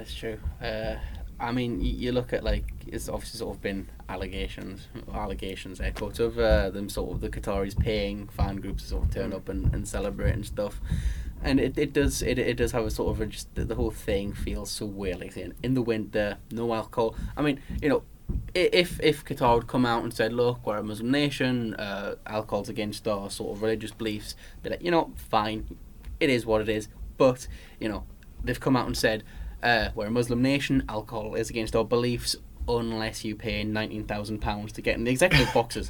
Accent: Newcastle upon Tyne, North East England, United Kingdom; now in London, United Kingdom; being a Geordie

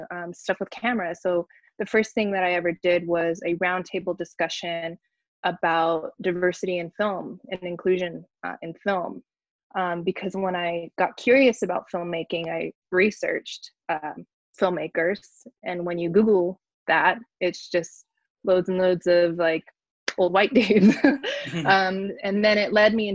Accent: Barstow, California, United States; now in Los Angeles, United States; I'm based in LA area, but I'm from Barstow, California, which is like a very small desert town on the way to Vegas

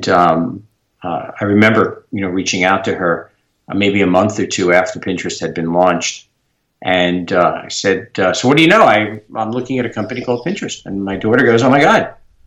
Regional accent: New York, United States; I'm a New Yorker, tried and true

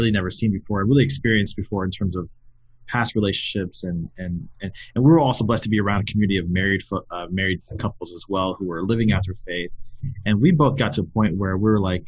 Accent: West Valley, Arizona, United States; also born or lived in South Bend, Indiana; growing up in the West Valley and having friends that had gone to St. Mary's

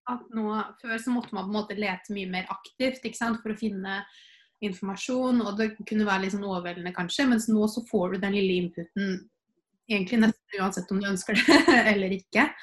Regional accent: Fredrikstad, Østfold, Norway; Jeg, jeg kommer jo fra Fredrikstad.

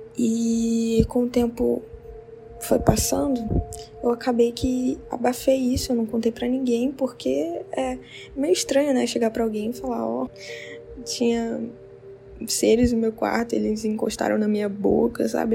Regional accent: interior of Rondônia, Brazil; Eu sou do interior de Rondônia

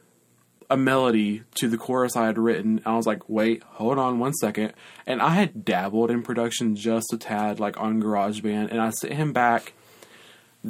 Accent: Lafayette, United States; moved away as an adult; now in South Carolina, United States; my hometown, LaFette

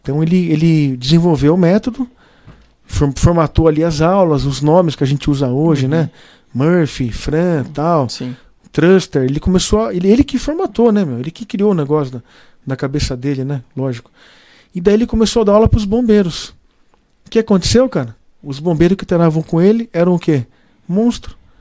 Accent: São Roque, São Paulo, Brazil; born or raised there; also born or lived in Piracicaba

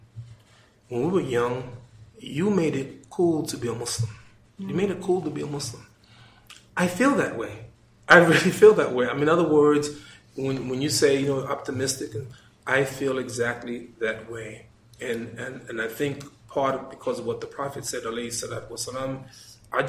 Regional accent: United States; I'm from America.

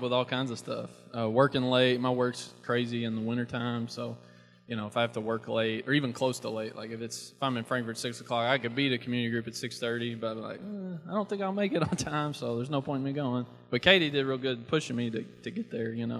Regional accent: Shelbyville, Kentucky, United States; also born or lived in Campbellsville; I'm from Shelbyville originally. Grew up here, Shelby County

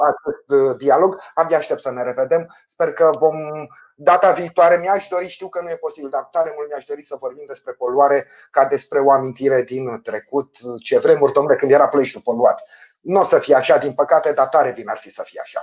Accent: Ploiești, Prahova, Romania; ca ploieștean să plătesc impozite la primărie

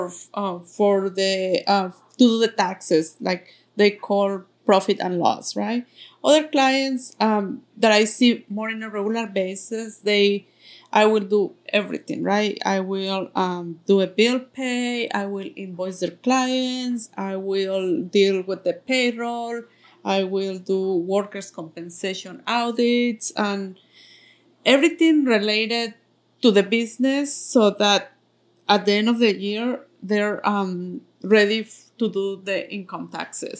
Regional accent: Mexico City, Mexico; English is a second language; moved away as an adult; now in United States; I am coming from Mexico City. That's where I was born, and I came here

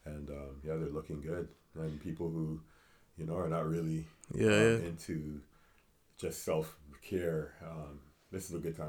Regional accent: Toronto, Ontario, Canada; moved away as an adult; also born or lived in Edmonton, Alberta / Fort McMurray, Alberta; now in Victoria, Canada; I'm originally from Scarborough, Ontario, in Toronto.

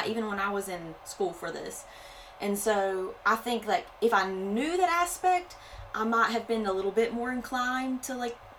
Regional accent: North Carolina, United States; moved away as an adult; now in South Carolina, United States; I'm originally from North Carolina. Kind of got brought down here to South Carolina

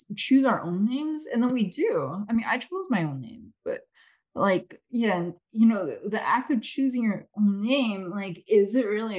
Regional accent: China; born there; I was born in China

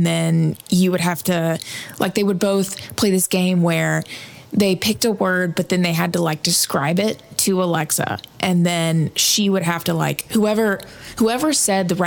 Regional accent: Augusta, Georgia, United States; moved away as an adult; now in Nashville, United States; I'm from Georgia as well

